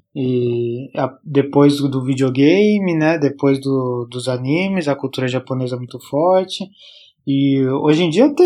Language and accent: Portuguese; Brazil; moved away as an adult; also born or lived in Canada; também fugi do Brasil